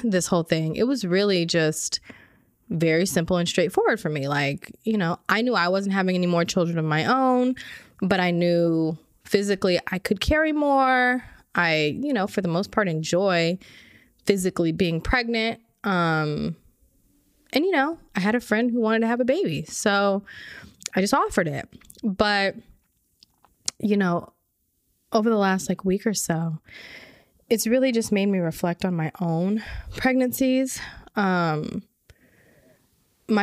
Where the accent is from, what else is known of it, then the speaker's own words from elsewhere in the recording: Orange County, California, United States; also born or lived in Inglewood, Los Angeles; I was born and raised in Orange County.